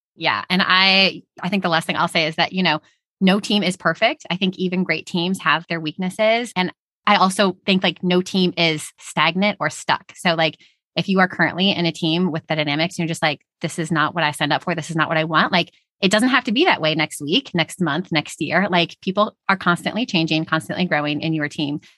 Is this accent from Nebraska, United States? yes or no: no; Houston, Texas, United States; We're all from Texas, Houston